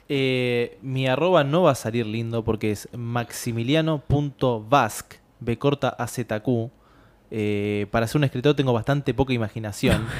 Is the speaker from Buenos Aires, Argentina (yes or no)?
yes; Buenos Aires, Argentina; yo soy de Caballito